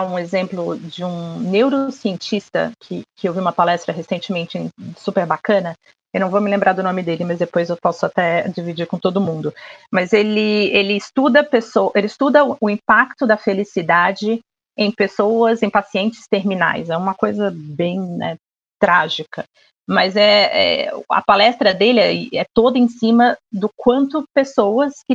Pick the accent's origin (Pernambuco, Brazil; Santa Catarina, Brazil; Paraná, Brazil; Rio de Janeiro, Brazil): Rio de Janeiro, Brazil; now in São Paulo, Brazil; eu sou carioca, tá? Mas é que eu já tô mais apaulistada do que, do que carioca.